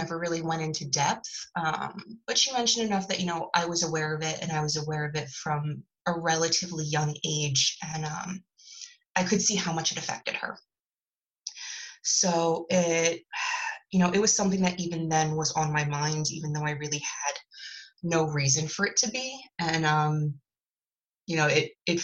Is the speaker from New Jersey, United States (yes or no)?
no; Philadelphia, Pennsylvania, United States; I grew up in Philly and currently live there